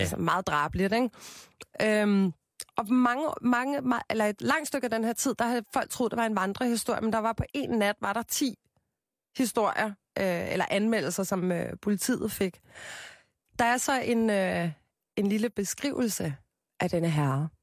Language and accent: Danish; Copenhagen, Capital Region of Denmark, Denmark; jeg er jo fra København